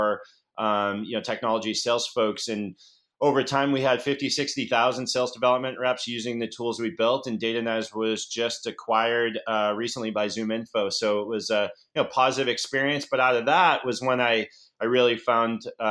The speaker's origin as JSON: {"language": "English", "town": "Boston", "region": "Massachusetts", "country": "United States", "tie": "born or raised there", "also_born_or_lived": "San Francisco", "moved": "as an adult", "said": "I'm a Boston boy born and bred."}